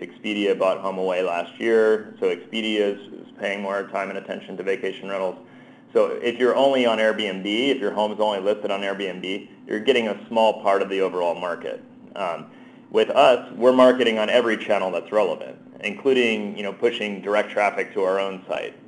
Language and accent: English; New Jersey, United States; moved away; I'm originally from New Jersey, so I, I, I learned my gesturing there.